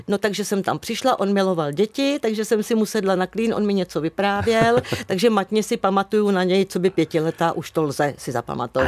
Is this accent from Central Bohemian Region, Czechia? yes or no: yes; Louňovice? village next to Hrusice, Prague-East, Central Bohemian Region, Czechia; Ne, já teda pocházím z vesničky vedle, ta vesnička se jmenovala Lencedly